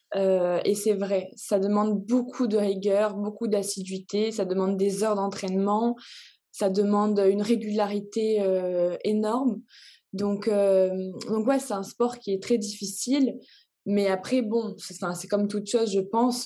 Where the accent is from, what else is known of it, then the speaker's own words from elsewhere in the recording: Réunion; je viens de la Réunion